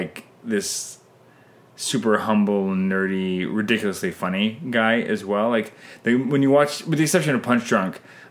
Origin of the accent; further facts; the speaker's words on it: Canada; I'm Canadian filmmaker